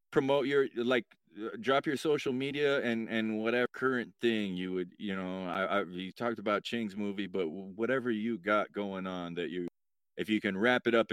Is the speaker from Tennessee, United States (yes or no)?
no; Oregon, United States; God now, damn, I'm from Oregon.